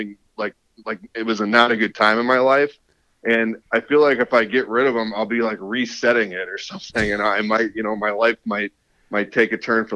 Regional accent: South Lyon, Michigan, United States; born or raised there; also born or lived in Columbus, Ohio / Birmingham, Michigan / Troy, Michigan

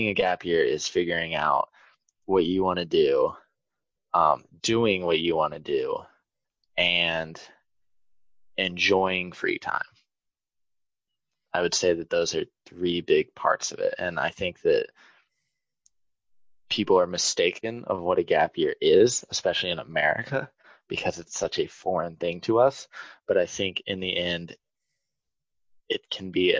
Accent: United States; I'm an American

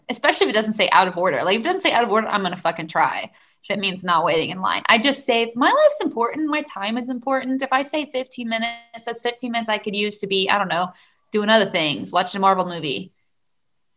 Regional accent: United States; now in Chile; I'm an American

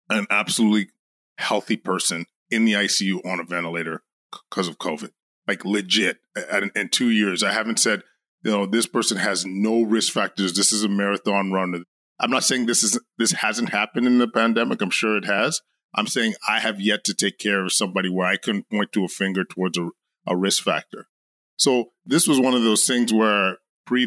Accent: Edmonton, Alberta, Canada; moved away as an adult; now in Ottawa, Canada; Born and raised in Edmonton

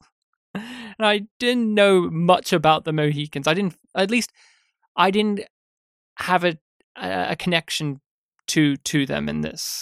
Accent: Australia; me having grown up as an Australian

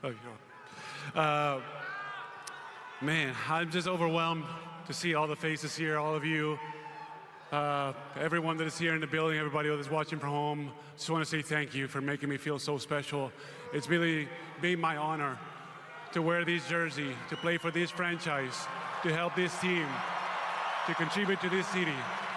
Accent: Spain; moved away as an adult; As a kid growing up in Spain

